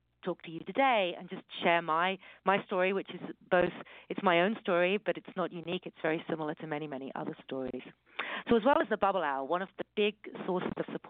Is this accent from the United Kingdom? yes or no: yes; United Kingdom; accent: British; moved away as an adult; now in California, United States; from my accent, you can hear that I'm British, but I live in America. I live in California, and I came over here more than 20 years ago